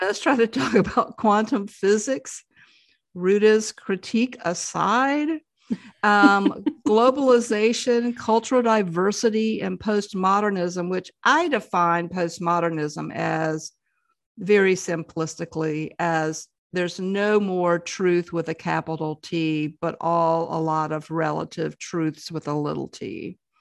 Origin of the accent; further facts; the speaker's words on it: the South, United States; growing up in the South